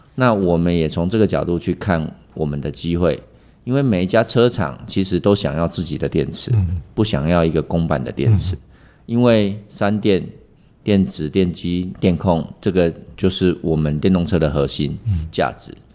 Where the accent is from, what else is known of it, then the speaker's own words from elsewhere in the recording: Taiwan; 我们台湾人的精神